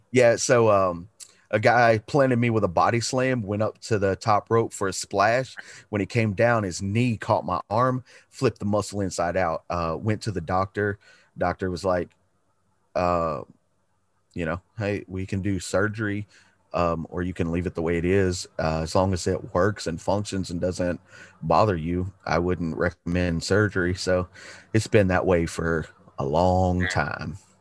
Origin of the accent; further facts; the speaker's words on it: Chattanooga, Tennessee, United States; also born or lived in Galveston, Texas; Moved to Chattanooga because uh, my dad had a job opportunity. We moved here, and uh, I've lived in the same house that I'm sitting in right